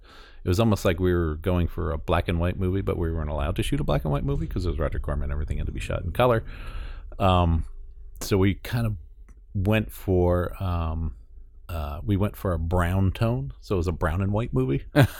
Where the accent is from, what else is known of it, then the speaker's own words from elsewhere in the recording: New York, United States; And I grew up in New York area.